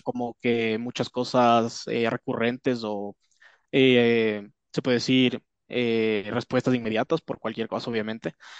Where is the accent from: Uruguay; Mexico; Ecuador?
Ecuador; yo soy acá de Ecuador